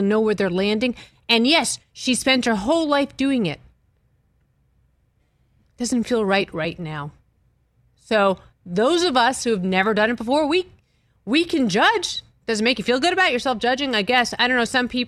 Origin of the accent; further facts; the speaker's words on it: Massachusetts, United States; I'm from Massachusetts